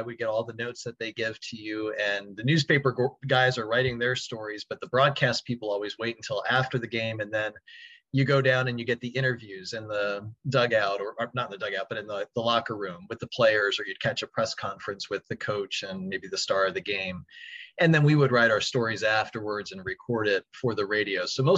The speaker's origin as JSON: {"language": "English", "town": "Baltimore", "region": "Maryland", "country": "United States", "said": "I'm from Baltimore, so I'd listen to the Oriole broadcasts and Maryland football and basketball"}